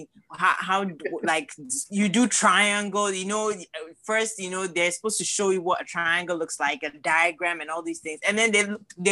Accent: Cape Coast, Central Region, Ghana; now in United States; I was born in Cape Coast

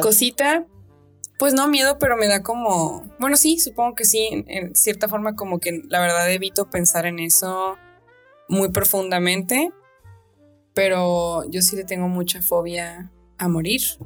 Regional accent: Sinaloa, Mexico; yo también cruzo, cruzo la calle como una sinaloense, de que nosotros pasamos de que no le tenemos miedo a cruzar la calle

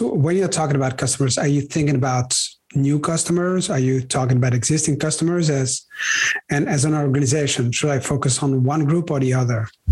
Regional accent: Brussels, Brussels-Capital Region, Belgium; I grew up in Brussels, in Belgium, where my parents had a shop

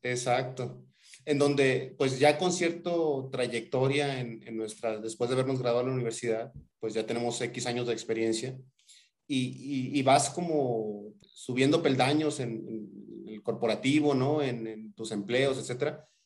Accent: Tampico, Tamaulipas, Mexico; somos paisanos, somos, somos de Tampico

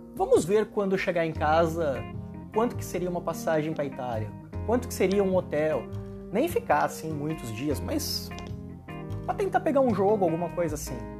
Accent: Brazil; also born or lived in São Paulo; eu sou brasileiro

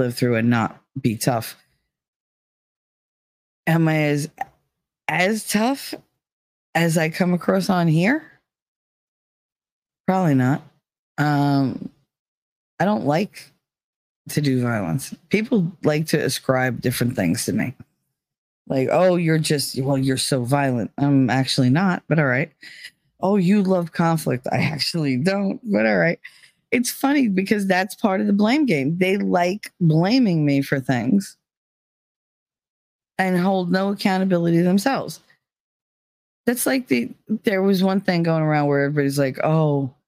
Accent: New Jersey, United States; accent: Jersey

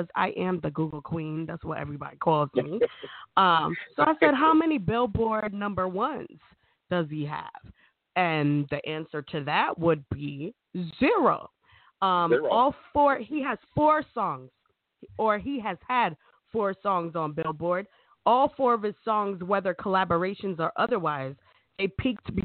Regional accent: Jamaica; I'm Jamaican

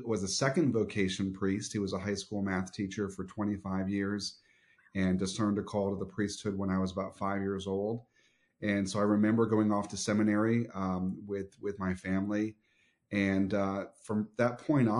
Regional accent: Southwest Florida, United States; My earliest memories are actually here in Southwest Florida

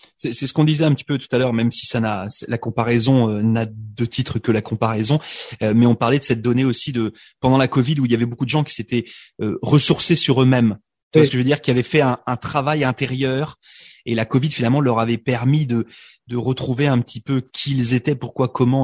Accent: France; moved away; je suis immigré de France

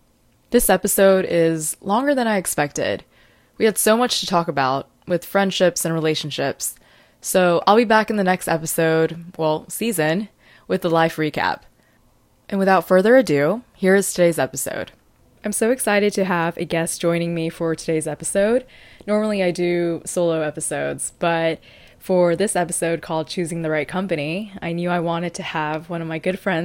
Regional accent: North Carolina, United States; I mean, even like, I came from North Carolina, so, and I figure skated there. I actually didn't know anyone who figure skated here.

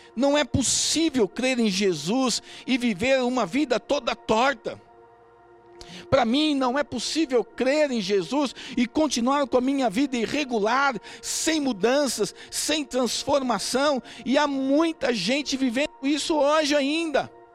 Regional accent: Brazil; Nós somos um povo diferente, nós somos brasileiros

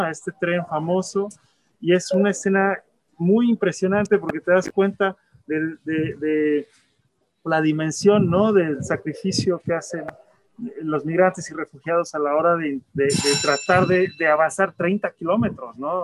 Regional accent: Mexico; now in United States; yo también soy migrante, yo vivo en Estados Unidos, soy mexicano

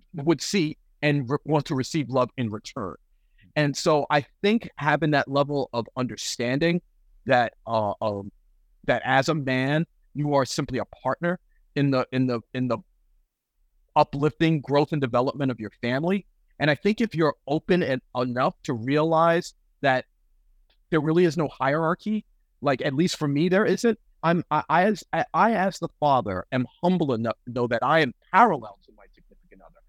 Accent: New York City, New York, United States; also born or lived in Western Massachusetts; now in Fresno, United States; Bronx born and raised

